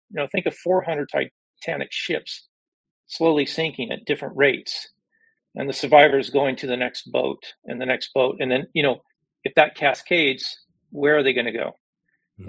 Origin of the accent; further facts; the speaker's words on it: United States; I'm an American